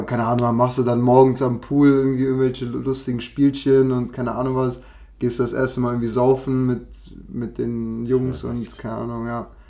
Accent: Cologne, North Rhine-Westphalia, Germany; Ich als Kölner

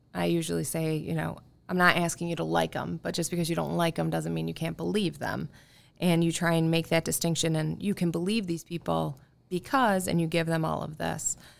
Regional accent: Irondequoit, New York, United States; I'm from Arundecoyt originally, uh, born and raised

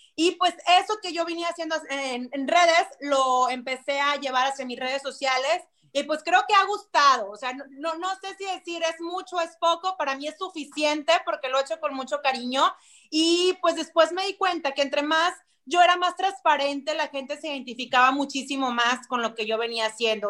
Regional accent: Monterrey, Nuevo León, Mexico; Yo soy de Monterrey, soy 100% regia

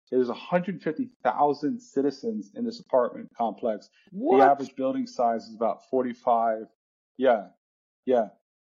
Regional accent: South Louisiana, United States; moved away as an adult; also born or lived in Yunnan, China / Shanghai, China; now in Austin, United States; I'm from South Louisiana. At the time, the town I'm from, 23 years, 6,000 people.

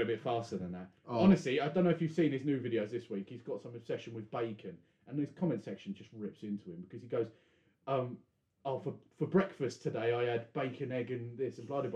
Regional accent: England, United Kingdom; we felt a bit bad as the English, and how we celebrate Easter

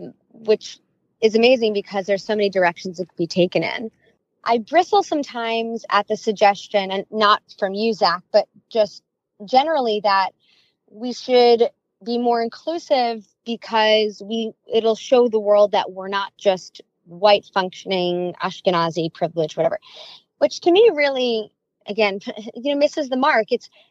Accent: New York City, New York, United States; I was born and raised in and around New York City.

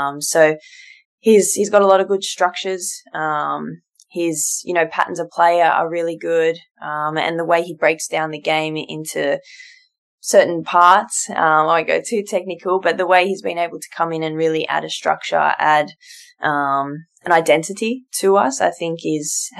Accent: Sydney, New South Wales, Australia; captain my local club, my hometown club, and a region that I represent, you know, since I was born

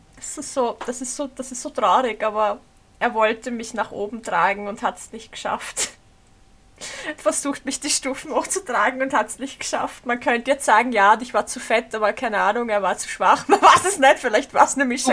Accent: Austria; accent: Austrian dialect; dass ich Österreicherin bin und so einen Dialekt ja. habe

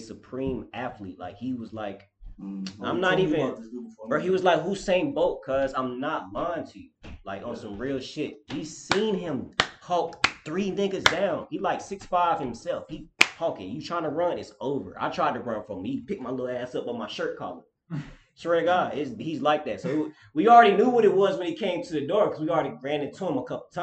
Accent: Durham, North Carolina, United States; I grew up, was raised in Durham

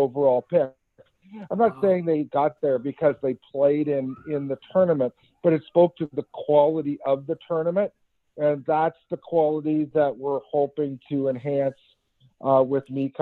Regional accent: Kitchener, Ontario, Canada; growing up in Kitchener, you know, I played youth hockey

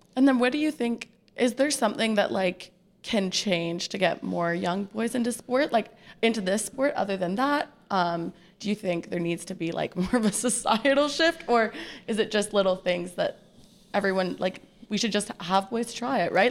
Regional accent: Ottawa, Ontario, Canada; I'm from Ottawa.

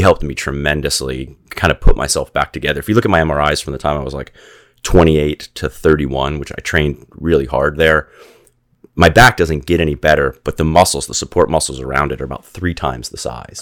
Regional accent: Gainesville, Florida, United States; moved away as an adult; also born or lived in Saint Augustine, Florida / Costa Rica; I grew up in Gainesville, Florida

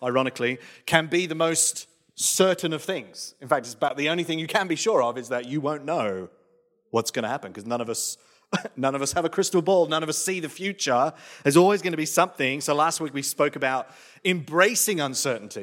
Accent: England, United Kingdom; now in Australia; moving to Australia from England. So you're talking small town, very rural England. So like think Midsummer Murders, that's my hometown.

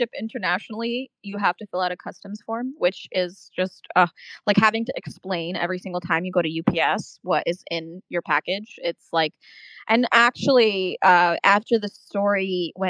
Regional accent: Czechia; now in United States; I'm actually originally from Czech Republic

